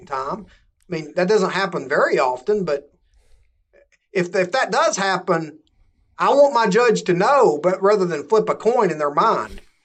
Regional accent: Georgia, United States; my home state of Georgia

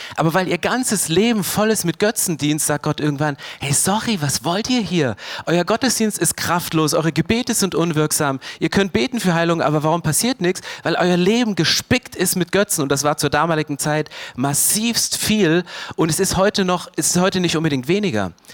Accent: Germany; Wir sind Deutsche

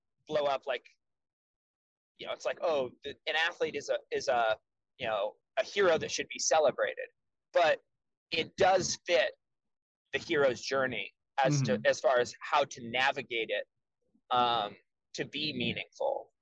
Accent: United States; being an American in the United States my whole life

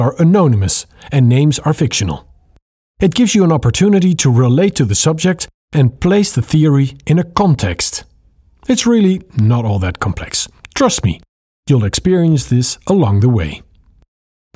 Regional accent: Netherlands; English is a second language; I'm speaking to you from the Netherlands. It's this tiny little country that nobody knows unless you tell them our capital city is Amsterdam

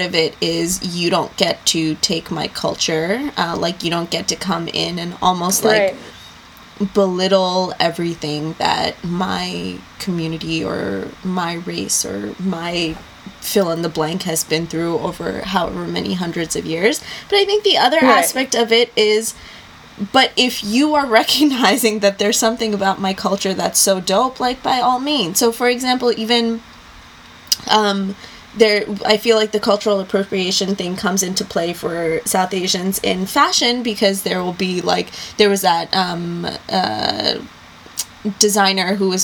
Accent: Lahore, Punjab, Pakistan; now in United States; in Pakistan, I'm from Lahore

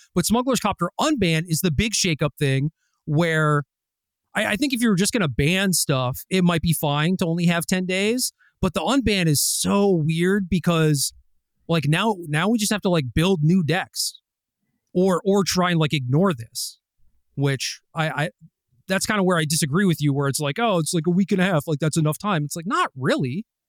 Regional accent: Minnesota, United States; I was born in Minnesota

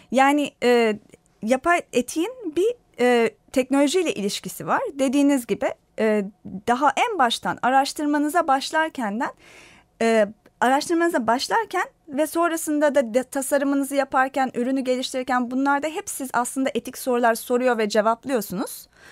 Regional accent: Turkey; ben Türk'üm

